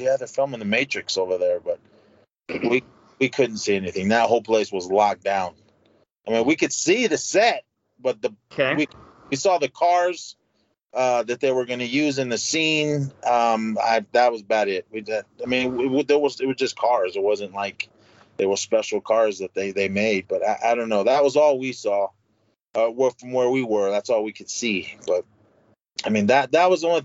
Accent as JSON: {"language": "English", "town": "Oakland", "region": "California", "country": "United States", "tie": "born or raised there", "said": "my hometown, in downtown Oakland"}